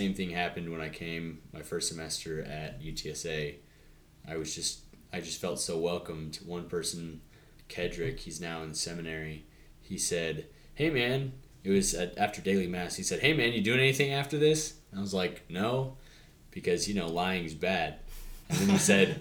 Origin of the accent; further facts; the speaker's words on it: San Antonio, Texas, United States; I grew up in San Antonio